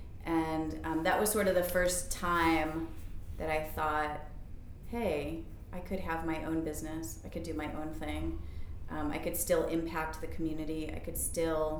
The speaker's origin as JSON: {"language": "English", "town": "Buffalo", "region": "New York", "country": "United States", "tie": "born or raised there", "also_born_or_lived": "San Francisco", "moved": "yes", "lives_now": "Baltimore, United States", "said": "I grew up in Buffalo"}